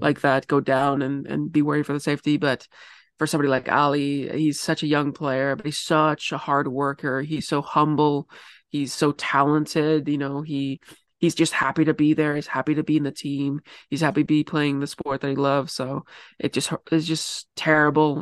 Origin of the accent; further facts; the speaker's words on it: Vancouver, British Columbia, Canada; I am from Vancouver